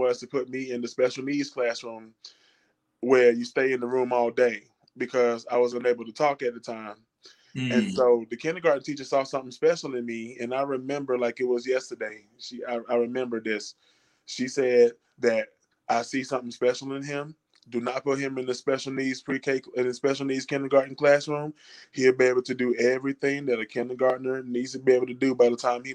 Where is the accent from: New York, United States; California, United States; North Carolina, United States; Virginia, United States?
North Carolina, United States; Durham; moved away as an adult; now in Asheville, United States; I hail from Durham, North Carolina, originally